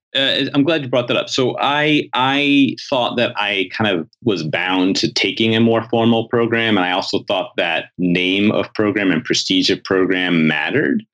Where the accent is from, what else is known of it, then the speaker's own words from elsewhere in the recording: New York City, New York, United States; I grew up in New York City.